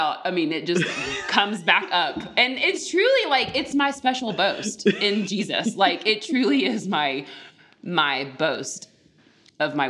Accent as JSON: {"language": "English", "region": "the South", "country": "United States", "tie": "born or raised there", "said": "the Southern culture I was raised"}